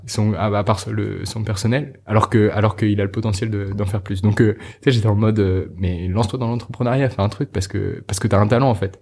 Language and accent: French; Normandy, France; J'ai grandi, j'ai grandi en France, en Normandie